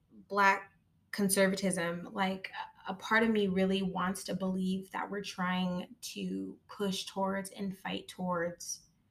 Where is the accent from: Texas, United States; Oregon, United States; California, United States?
California, United States; Moreno Valley; also born or lived in Riverside; So I was born in Riverside, but I grew up in Moreno Valley